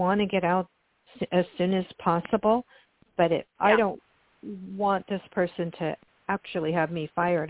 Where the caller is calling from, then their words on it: California, United States; This is …, and I'm calling from California.